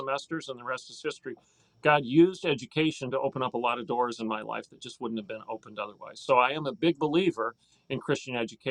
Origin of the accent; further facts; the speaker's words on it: Hillsdale, Michigan, United States; our small little holiness church that I grew up in Hillsdale, Michigan